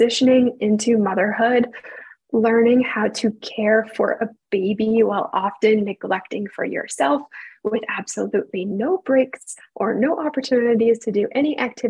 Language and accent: English; Canada; I am a Canadian